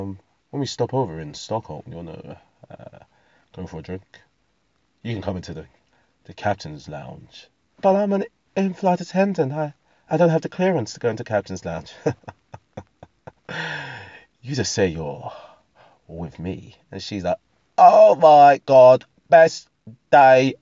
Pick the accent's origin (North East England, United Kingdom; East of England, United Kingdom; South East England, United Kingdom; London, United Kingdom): East of England, United Kingdom; Essex; I'm from Essex